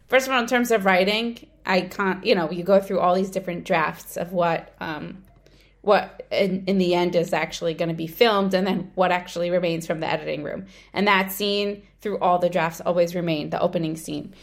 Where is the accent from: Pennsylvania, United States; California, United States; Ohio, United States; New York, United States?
New York, United States; moved away as an adult; now in Israel; I grew up in Brooklyn, I moved to Israel when I was twenty-one